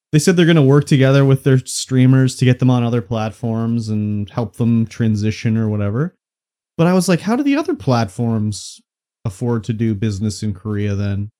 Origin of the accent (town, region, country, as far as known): Canada